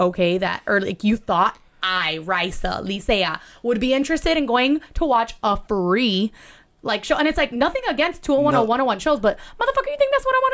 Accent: Miami, Florida, United States; now in Los Angeles, United States; I'm from Miami.

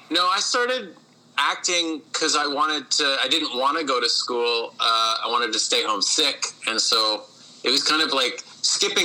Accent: Winnipeg, Manitoba, Canada; I grew up in St. Patel

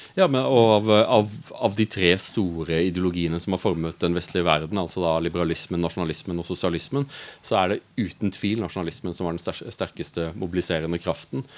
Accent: Audnedal, Agder, Norway; moved away as an adult; also born or lived in Brussels; jeg er fra Audnedal. Eh, jeg kommer fra en liten bygd

